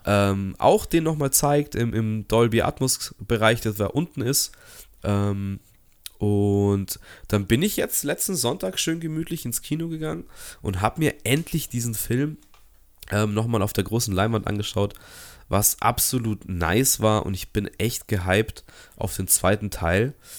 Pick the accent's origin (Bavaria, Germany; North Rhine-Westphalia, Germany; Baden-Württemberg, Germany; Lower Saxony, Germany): Bavaria, Germany; Munich; als Münchner